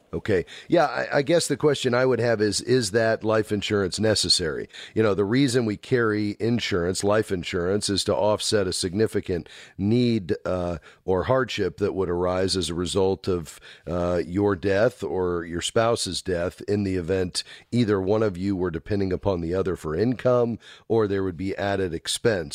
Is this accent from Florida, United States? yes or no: yes; Fort Lauderdale, Florida, United States; my hometown, Fort Lauderdale, Florida